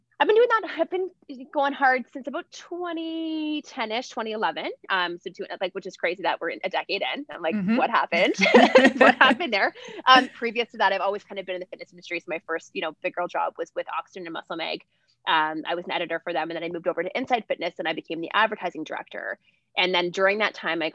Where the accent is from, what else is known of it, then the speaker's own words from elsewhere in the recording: Ontario, Canada; also born or lived in California / Nashville; now in Calgary, Canada; I'm originally from Ontario. I've lived all over the place, lived in, you know, Cali, Nash, in Calgary now.